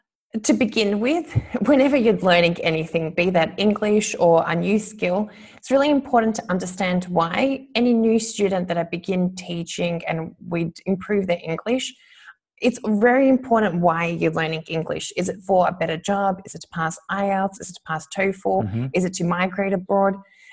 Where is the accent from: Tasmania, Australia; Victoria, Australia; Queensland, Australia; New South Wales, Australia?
Victoria, Australia; Melbourne; moved away as an adult; now in Zagreb, Croatia; I'm from Melbourne, Australia. I moved overseas about 8-9 years ago. I moved overseas. I am from Croatian background.